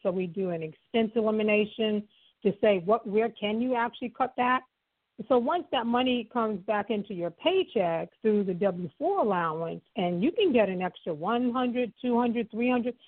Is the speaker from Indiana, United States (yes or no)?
no; New York City, New York, United States; I was just a poor girl, being born and raised in Harlem